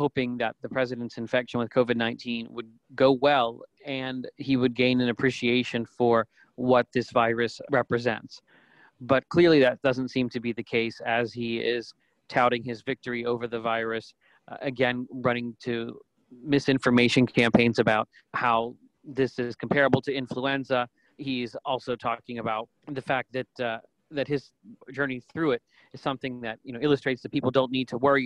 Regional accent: Pittsburgh, Pennsylvania, United States; my hometown in Pittsburgh

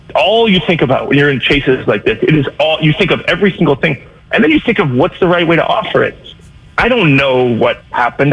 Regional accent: Bay Area, California, United States; I grew up in the Bay Area

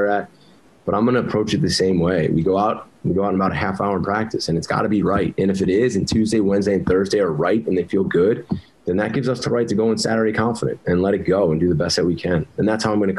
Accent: New Jersey, United States; moved away; I grew up in North Jersey

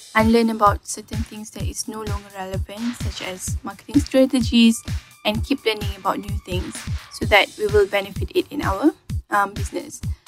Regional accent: Kulim, Kedah, Malaysia; Saya berasal dari Kulim Kedah

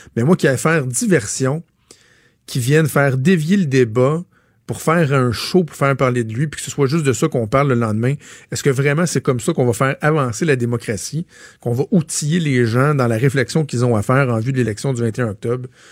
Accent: Laval, Quebec, Canada; Je suis un fier Lavalois, là, je viens de Laval

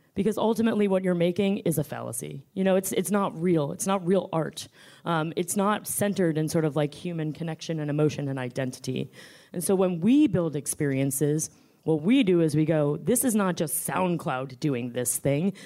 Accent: New York, United States; also born or lived in Washington, D.C.; I am a New Yorker

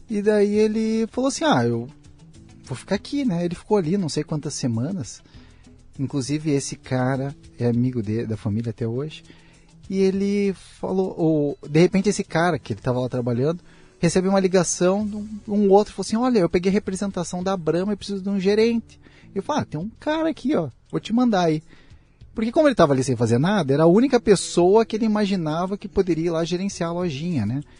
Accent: Santa Mariana, Paraná, Brazil; born there; now in Curitiba, Brazil; Santa Mariana, Paraná. Paranaense. Perto, é uma cidade bem pequenininha, tem, tem uns 15 mil habitantes cê, hoje.

